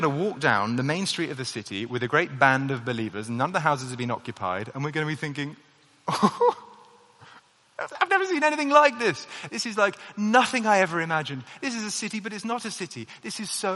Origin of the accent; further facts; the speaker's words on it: United Kingdom; the national identity that I have, being British does actually occupy a reasonable part of my identity